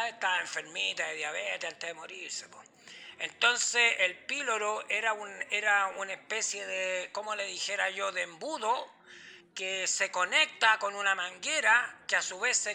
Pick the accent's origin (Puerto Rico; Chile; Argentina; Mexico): Chile; Usted sabe, yo soy chileno, así que no, y soy popular